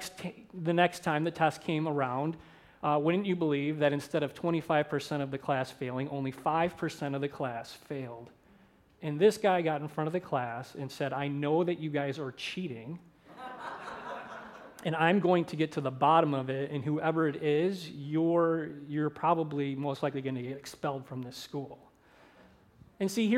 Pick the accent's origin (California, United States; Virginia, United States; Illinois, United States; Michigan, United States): Michigan, United States; St. Clair Shores; moved away as an adult; also born or lived in Minneapolis, Minnesota; I grew up in St. Clair Shores, Michigan